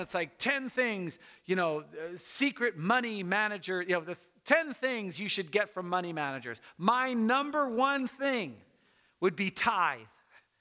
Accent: United States; I'm an American and I love America

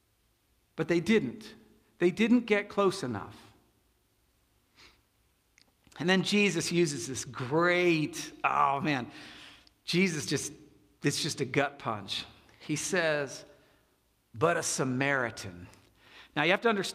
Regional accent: Pasadena, California, United States; also born or lived in New Jersey; we move to Pasadena. And we have no money. And so I am in the public school, and in 5th, 6th, 7th, and 8th grade

